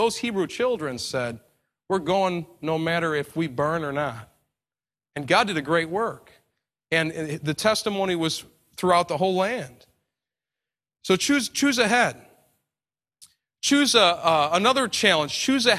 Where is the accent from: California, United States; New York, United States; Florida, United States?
New York, United States; I'm from New York, and, you know, 2001, we had the Twin Towers fall, and it was a tragedy in New York City.